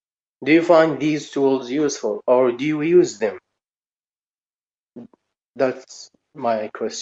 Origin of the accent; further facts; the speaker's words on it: Saudi Arabia; English is a second language; I'm from Saudi Arabia. I'm learning English, and also I started with Japanese alphabet.